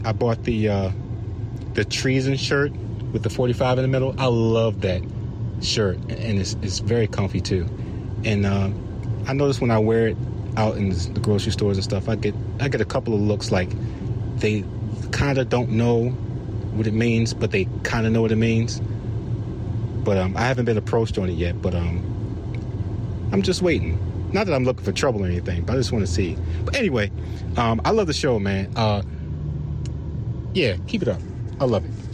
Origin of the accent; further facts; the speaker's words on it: Maryland, United States; I'm from Maryland, and we pronounce water as water.